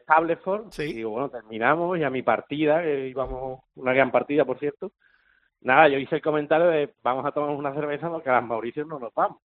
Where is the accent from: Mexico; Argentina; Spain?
Spain; Jerez de la Frontera, Andalusia; yo soy de Jerez